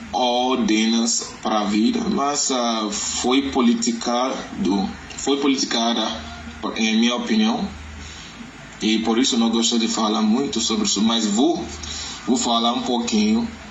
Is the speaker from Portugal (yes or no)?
no; Lagos, Nigeria; Portuguese is a second language; moved away; also born or lived in Ondo State; venho da Nigeria, do estado de Ondo, mas nas, nasci em Lagos e cresci em Lagos